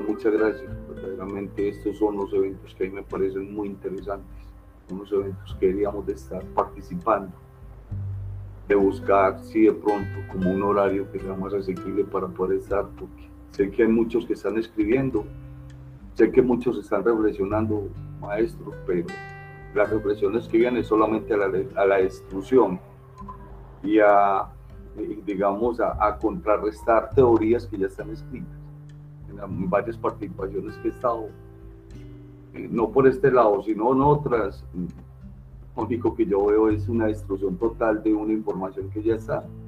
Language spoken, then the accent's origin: Spanish; Antioquia, Colombia; soy del departamento de Antioquia